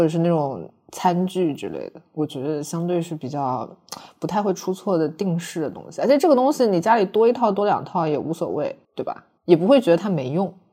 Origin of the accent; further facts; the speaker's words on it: China; 我觉得我们中国人，我们老中国人就是特别地含蓄